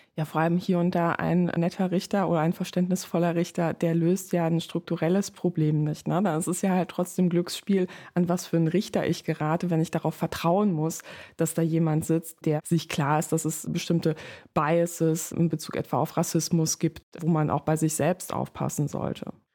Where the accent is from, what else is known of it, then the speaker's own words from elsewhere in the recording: Germany; Ich komme aus der Nähe von Holland